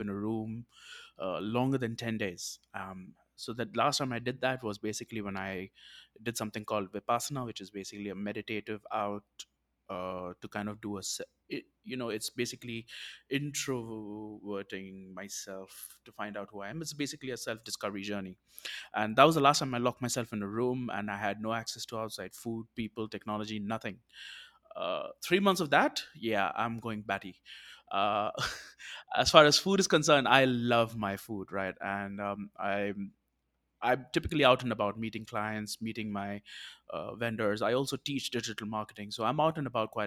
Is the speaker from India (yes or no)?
yes; South India, India; I am from India